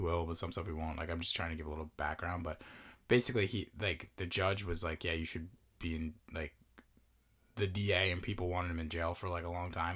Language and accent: English; Long Island, New York, United States; growing up on the island